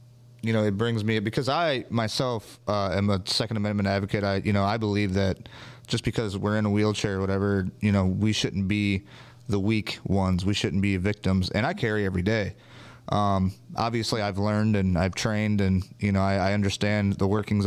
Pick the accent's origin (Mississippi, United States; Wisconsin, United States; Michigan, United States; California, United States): Michigan, United States; Jackson; we're from Michigan